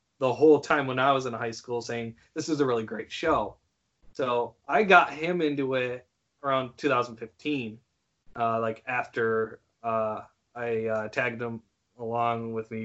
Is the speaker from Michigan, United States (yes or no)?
yes; Howard City, Michigan, United States; also born or lived in Grand Rapids; I moved out of my hometown of Howard City, and then entered into Grand Rapids